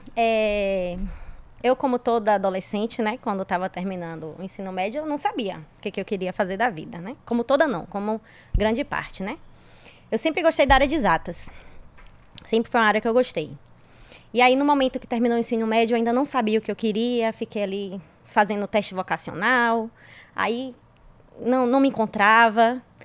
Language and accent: Portuguese; interior of Bahia, Brazil; Sou do interior, do interior, do interior da Bahia